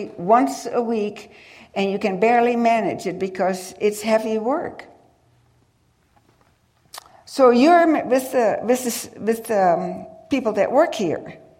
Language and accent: English; United States; And I told her, I can't understand him either, and I'm from the United States.